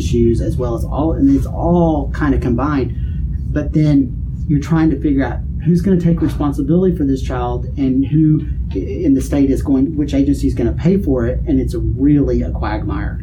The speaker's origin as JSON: {"language": "English", "town": "Duncan", "region": "Oklahoma", "country": "United States", "said": "I'm from Duncan"}